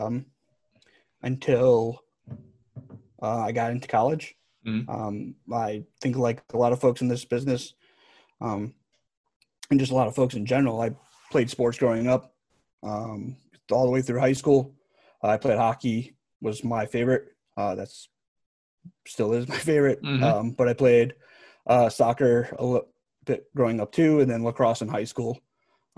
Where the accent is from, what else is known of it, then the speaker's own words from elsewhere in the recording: Connecticut, United States; moved away as an adult; also born or lived in Alabama / Kansas; now in Seattle, United States; I grew up in Connecticut, so I was a Whalers fan